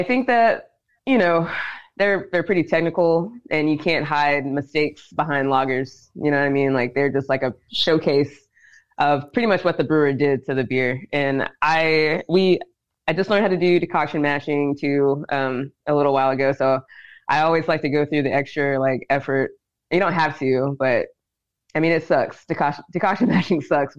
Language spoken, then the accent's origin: English; Dickson, Tennessee, United States; moved away; also born or lived in Savannah, Georgia; I'm from Tennessee. I'm from Dixon, Tennessee